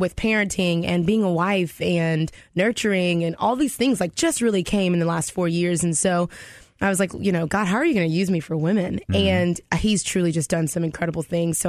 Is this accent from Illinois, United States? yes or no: no; Texas, United States; also born or lived in Houston, Texas; now in Decatur, United States; I'm from Texas